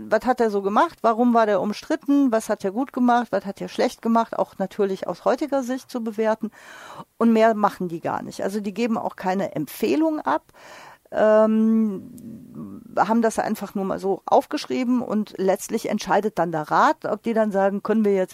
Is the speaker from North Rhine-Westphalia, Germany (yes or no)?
yes; Düsseldorf, North Rhine-Westphalia, Germany; Ich als Düsseldorferin rege mich doch sehr über die angeführten Gründe auf